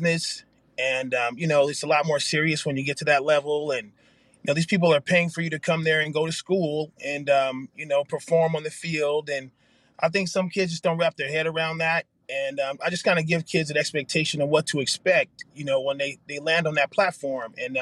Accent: San Jose, California, United States; moved away as an adult; now in Arizona, United States; I was from San Jose, California, the Bay Area

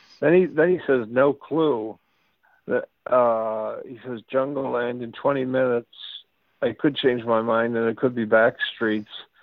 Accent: Weymouth, Massachusetts, United States; I come from a small town about the size of …'s town, Freehold, a town called Weymouth, Massachusetts.

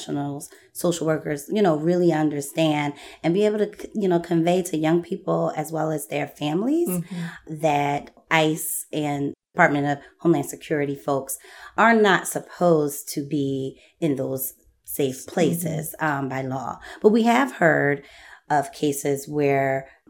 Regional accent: Philadelphia, Pennsylvania, United States; I'm born and raised in Philly

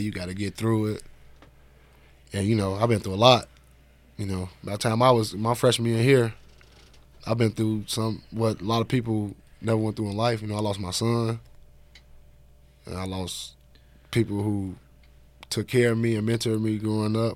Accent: Chicago, Illinois, United States; I'm from Chicago

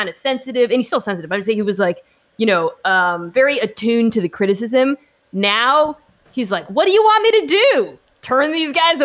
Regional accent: Seattle, Washington, United States; I am from Seattle

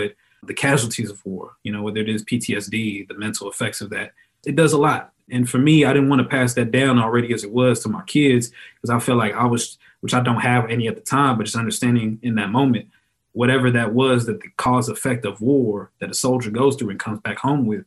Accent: Texas, United States; growing up in Texas

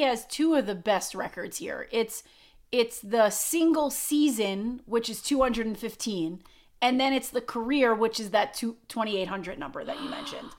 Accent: Long Island, New York, United States; When I was a kid, I grew up on Long Island

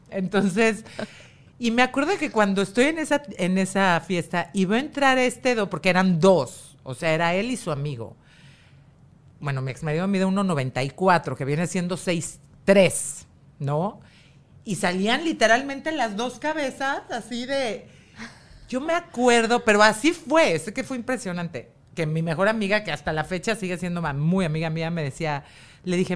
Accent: Mexico

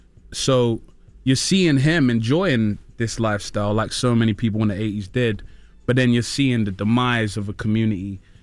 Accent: Peckham, London, United Kingdom; Well, I'm from Peckham in London, which is the South Central equivalent, in my opinion.

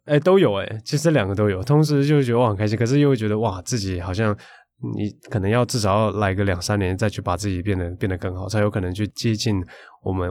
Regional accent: Tainan, Taiwan; 我是台南人啊

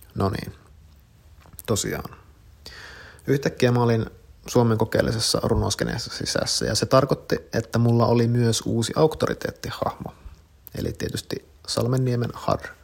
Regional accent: Kuopio, North Savo, Finland; 22V. Oon kasvanut Kuopiossa, omakotitalossa

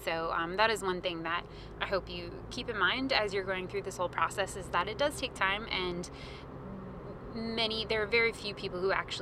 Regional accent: Maine, United States; also born or lived in Vermont; I'm originally from Maine.

